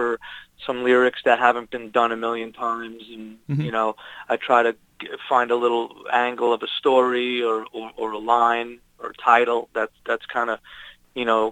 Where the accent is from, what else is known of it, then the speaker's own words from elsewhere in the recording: Long Island, New York, United States; moved away as an adult; now in California, United States; I'm from New York. I grew up in Long Island, New York